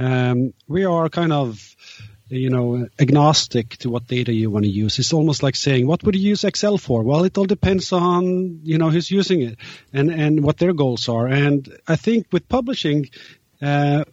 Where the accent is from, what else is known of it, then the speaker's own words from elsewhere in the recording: Norway; now in New York, United States; I'm from Norway, but I'm currently located in New York.